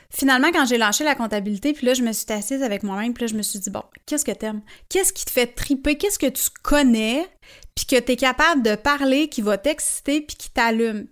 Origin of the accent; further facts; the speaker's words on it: Sainte-Thérèse, Quebec, Canada; also born or lived in Montreal (Saint-Henri) / Verdun, Montreal; quand mes parents se sont séparés, j'avais 8 ans. Je suis déménagée avec ma mère sur la rue nord de Montréal, dans le coin de Sainte-Thérèse